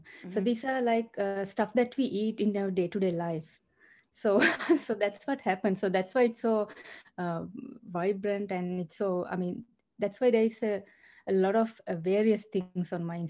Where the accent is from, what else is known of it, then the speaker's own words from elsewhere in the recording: Sri Lanka; also born or lived in Australia; now in Seattle, United States; Yes, I mean, I'm originally from Sri Lanka, and then we migrated to Australia and make it our home. And then, yeah, and then later we decided to come to the US.